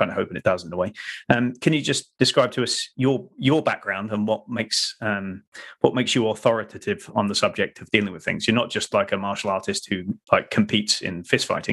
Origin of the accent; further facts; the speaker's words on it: England, United Kingdom; we are English